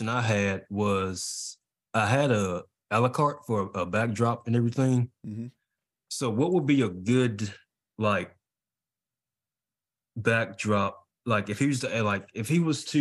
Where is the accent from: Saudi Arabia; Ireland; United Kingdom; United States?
United States; Birmingham, Alabama; I'm in Alabama and I'm from Birmingham and we have like a lot of gun violence